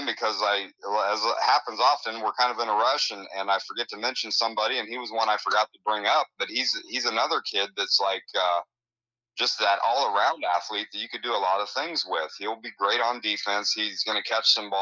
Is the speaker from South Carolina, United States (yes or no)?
no; Illinois, United States; moved away; my home state of Illinois